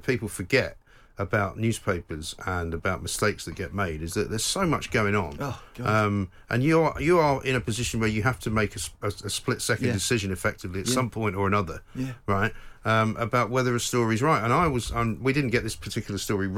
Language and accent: English; London, United Kingdom; we grew up in Hampstead, very nice part of the world